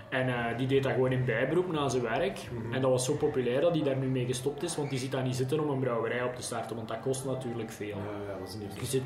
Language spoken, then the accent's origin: Dutch; Belgium; Die je eigenlijk anders als Belg nooit zou tegenkomen.